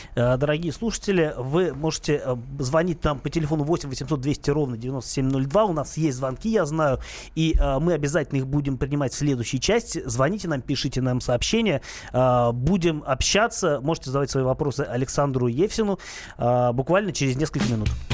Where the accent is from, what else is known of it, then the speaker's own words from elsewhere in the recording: Saint Petersburg, Russia; now in Moscow, Russia; Я сам родом из Питера